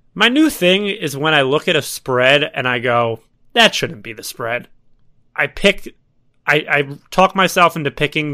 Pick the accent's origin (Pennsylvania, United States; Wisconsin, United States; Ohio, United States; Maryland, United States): Pennsylvania, United States; Philadelphia; I'm from Philadelphia.